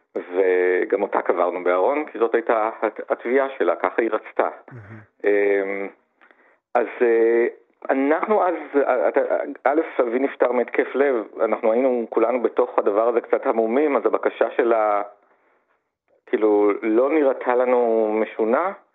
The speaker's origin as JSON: {"language": "Hebrew", "town": "Gan Yoshiya", "region": "Central District", "country": "Israel", "tie": "born or raised there", "said": "גדלתי במושב מאוד קטן, גן יושיע"}